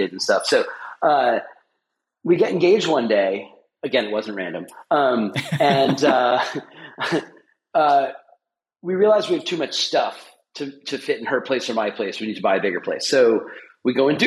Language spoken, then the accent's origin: English; New York, United States; also born or lived in Boston area; now in Boston, United States; I'm originally from New York, but I live in the Boston area.